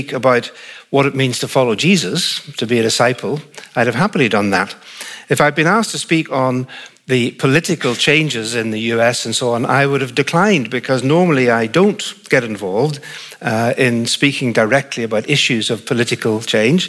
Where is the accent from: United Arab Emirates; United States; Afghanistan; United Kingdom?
United Kingdom; Northern Ireland; accent: Northern Irish; the accent comes from Northern Ireland. So I'm Northern Irish, not English, but British